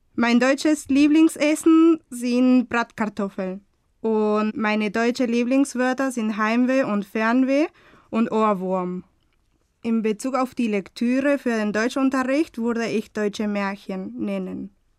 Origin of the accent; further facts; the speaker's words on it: Buenos Aires, Argentina; German is a second language; ich komme aus Argentinien, Buenos Aires